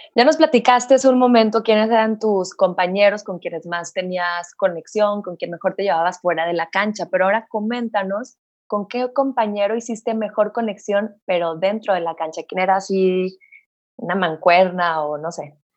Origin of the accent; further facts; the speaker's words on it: Mexico; Así somos los mexicanos